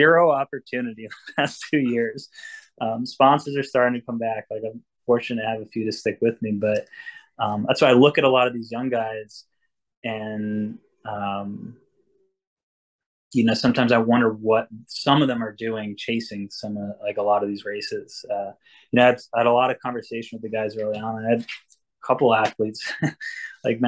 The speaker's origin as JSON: {"language": "English", "region": "Vermont", "country": "United States", "tie": "born or raised there", "also_born_or_lived": "Cape Cod, Massachusetts", "moved": "yes", "lives_now": "New Hampshire, United States", "said": "I grew up in Vermont, and I was in Cape, and now I'm up in New Hampshire in the White Mountains"}